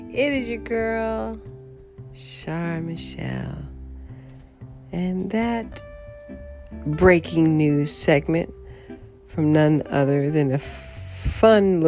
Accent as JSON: {"language": "English", "country": "United States", "moved": "yes", "said": "I'm still American, carrying an American passport"}